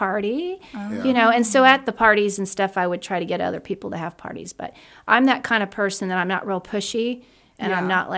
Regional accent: Catlin, Illinois, United States; I'm from Catlin, so I knew a lot of the people.

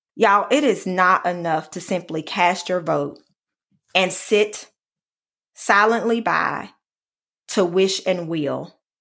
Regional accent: Alabama, United States; my home state of Alabama

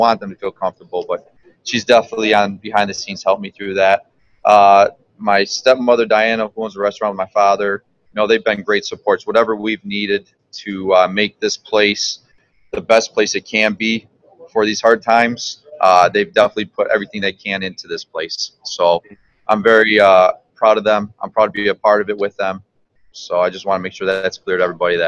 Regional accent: Central New York, United States; moved away as an adult; I grew up in Central New York

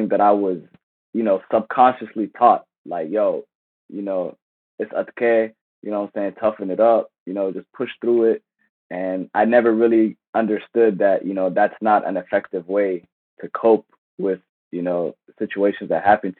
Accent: Silver Spring, Maryland, United States; Silver Spring, Maryland, my hometown.

